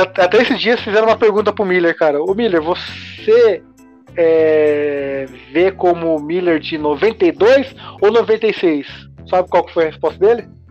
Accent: Mogi das Cruzes, São Paulo, Brazil; aqui em Mogi, né? Que eu sou de Mogi das Cruzes.

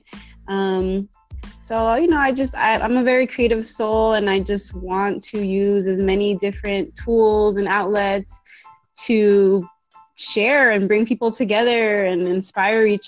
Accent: Bay Area, California, United States; I was born and raised in the Bay Area

